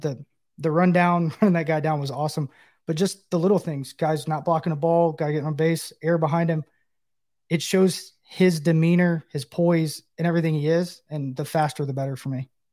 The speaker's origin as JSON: {"language": "English", "town": "Knoxville", "region": "Tennessee", "country": "United States", "tie": "born or raised there", "said": "Knoxville, my hometown"}